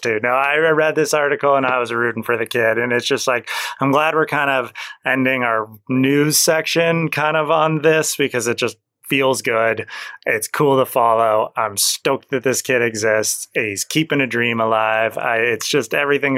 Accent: Santa Cruz, California, United States; I grew up in Santa Cruz.

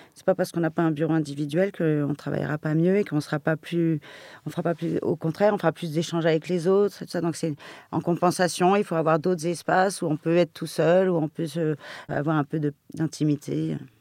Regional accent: Paris, Île-de-France, France; born or raised there

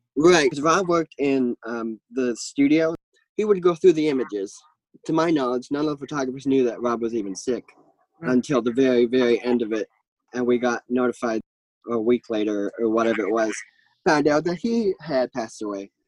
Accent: Maine, United States; I am from Maine

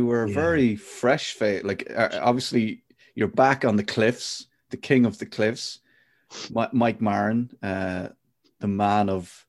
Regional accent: Ireland; we're both Irish

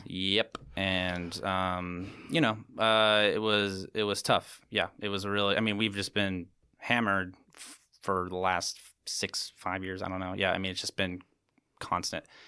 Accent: St. Helena, California, United States; town that I basically grew up

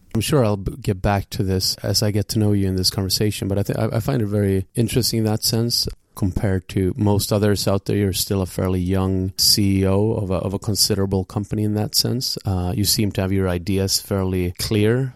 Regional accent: Gothenburg, Västra Götaland, Sweden; now in New York, United States; Today we are in your hometown, which also happens to be my hometown in, in Gothenburg

